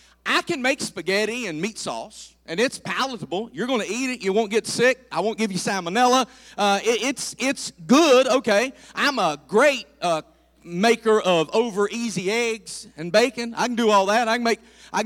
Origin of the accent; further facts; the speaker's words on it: the South, United States; I'm from the South, and I grew up around Southern cooking